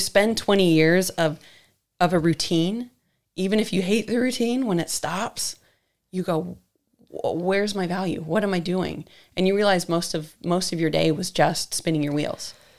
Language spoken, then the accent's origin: English; San Diego, California, United States; also born or lived in Missouri / London; now in New Zealand; the small town I grew up in in San Diego was right on the border with Mexico